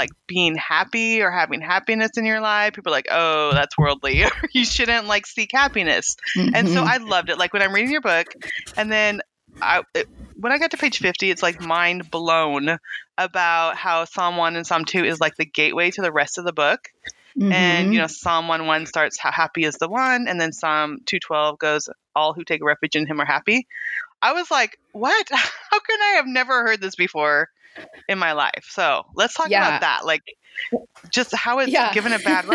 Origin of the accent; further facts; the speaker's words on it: Weed, California, United States; now in Arkansas, United States; I grew up in Weed, California